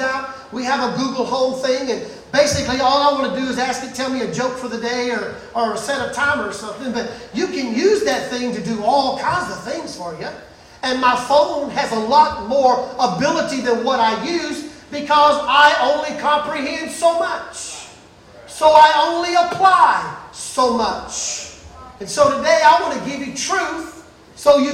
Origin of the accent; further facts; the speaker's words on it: Mississippi, United States; moved away; I am from Mississippi. And if you get me back where I'm from for the least little bit, I will talk like a Mississippi boy